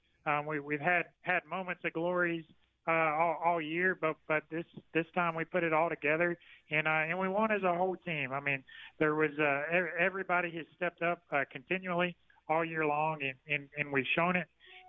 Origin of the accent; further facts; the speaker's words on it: South Alabama, United States; moved away; I grew up in South Alabama